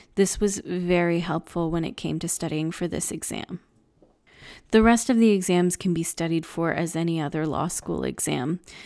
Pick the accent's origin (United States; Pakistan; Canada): Canada; also born or lived in England; those of us Canadians